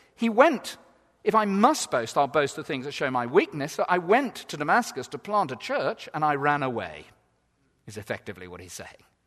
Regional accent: England, United Kingdom; we're so English

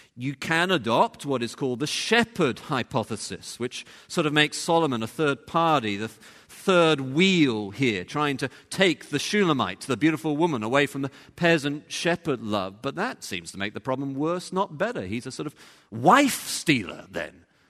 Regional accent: England, United Kingdom; moved away; over there we are English

